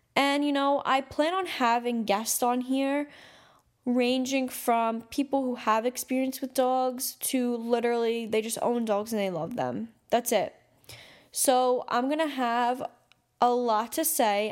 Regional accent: New York City, New York, United States; I'm from New York City, I'm from Staten Island

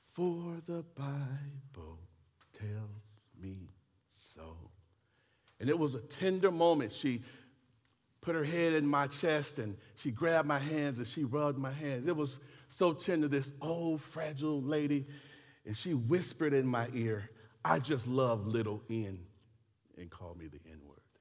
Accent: United States; Yes, I am an American.

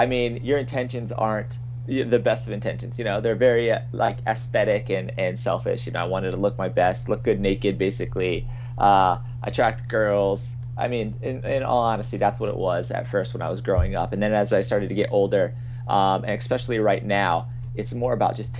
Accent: Virginia, United States; moved away as an adult; now in California, United States; around the age of 20, I would say, I left my hometown in Virginia to come out in to California

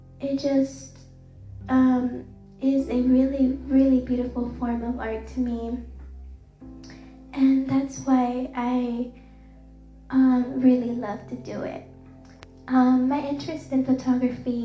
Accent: Dallas, Texas, United States; I have grew up in the city of Dallas, and it's my hometown

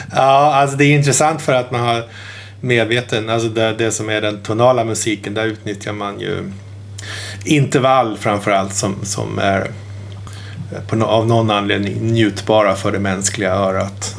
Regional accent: Malmköping, Södermanland, Sweden; hemma i Malmköping

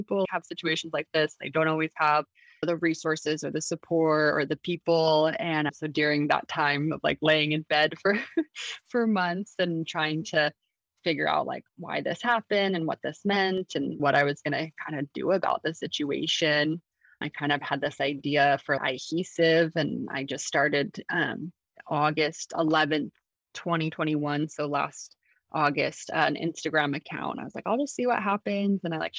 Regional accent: Salt Lake City, Utah, United States; moved away as an adult; now in San Diego, United States; I'm originally from Salt Lake City, Utah. I was born and raised there, and now I'm currently living in San Diego, California.

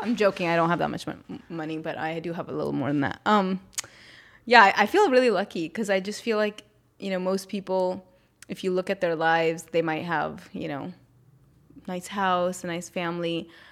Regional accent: North India, India; I'm from North India

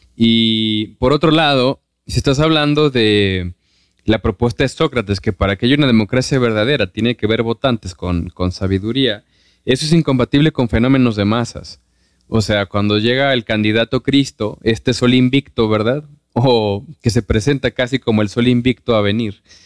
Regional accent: Mexico

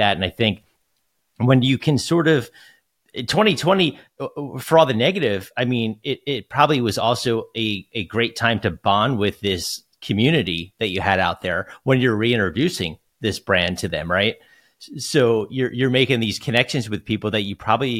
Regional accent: New Jersey, United States; also born or lived in Philadelphia; I grew up in South Jersey.

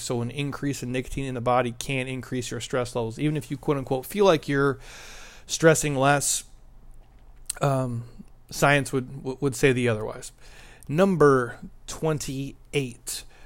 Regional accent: Minnesota, United States; I'm from Minnesota

